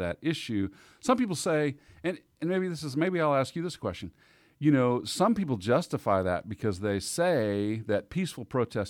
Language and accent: English; Arkansas, United States; also born or lived in Texas / Kansas City; I was born in Texas and raised partly in Southeast Arkansas, and then we moved to Kansas City. But especially our Southern family roots